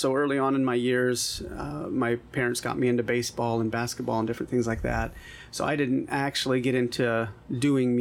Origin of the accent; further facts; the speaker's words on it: Indiana, United States; also born or lived in Northwoods, Wisconsin; being born and raised in Wisconsin and Indiana